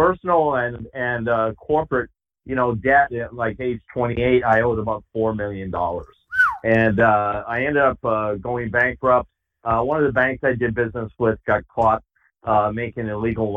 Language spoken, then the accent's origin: English; New England, United States; I grew up in New England